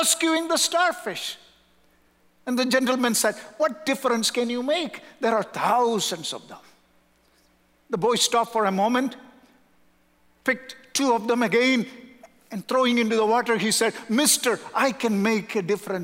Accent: South India, India; moved away; also born or lived in Southern California; We are from South India.

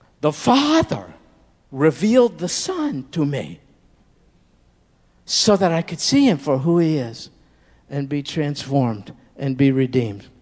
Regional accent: United States; I'm an American. I grew up here.

